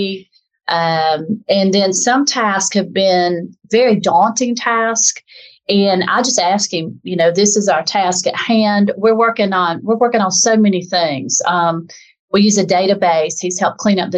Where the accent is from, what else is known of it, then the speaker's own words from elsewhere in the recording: the South, United States; accent: southern; as you can probably tell from my dialect, I'm from the South in a southern part of the United States